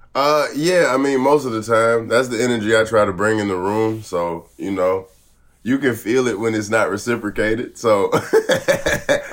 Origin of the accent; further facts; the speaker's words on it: the South, United States; I'm from the South